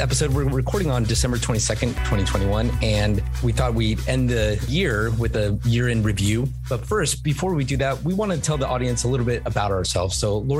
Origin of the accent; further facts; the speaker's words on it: California, United States; also born or lived in Buena Park, California / Murrieta, California; now in San Diego, United States; Born and raised in California, and went to school at UCSD. So that was my first foray into San Diego. I lived in Buena Park and then Murrieta, and then I went to college for UCSD.